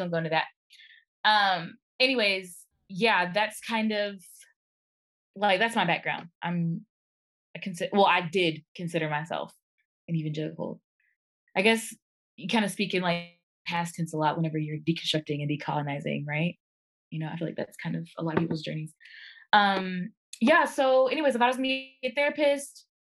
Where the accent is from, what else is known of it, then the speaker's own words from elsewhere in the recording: Arkansas, United States; I am from Arkansas. Grew up in single parent home, raised by my mama